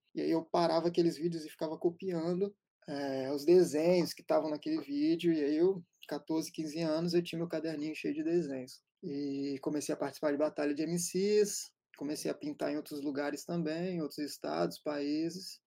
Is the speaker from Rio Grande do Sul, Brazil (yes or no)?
no; Serra, Espírito Santo, Brazil; Crescemos em Serra Dourada, na Serra, um bairro a uma hora e meia do centro de Vitória